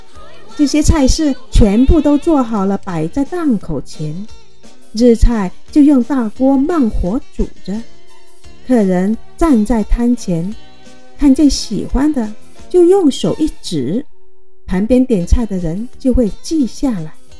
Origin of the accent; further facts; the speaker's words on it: Guangdong, China; 在我们潮汕人看来